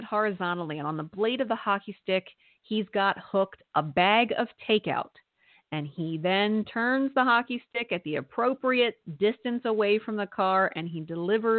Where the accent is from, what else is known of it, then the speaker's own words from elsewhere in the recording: Pennsylvania, United States; also born or lived in Lehigh Valley; a Pennsylvania Dutchie like me